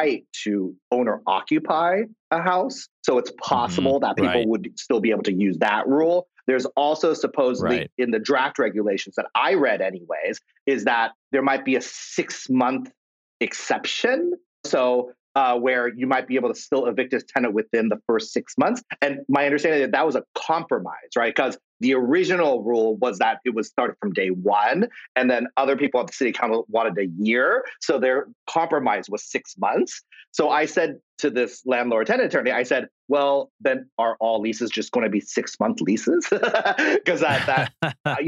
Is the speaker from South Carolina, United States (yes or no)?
no; Kansas, United States; now in Los Angeles, United States; I'm from Kansas originally.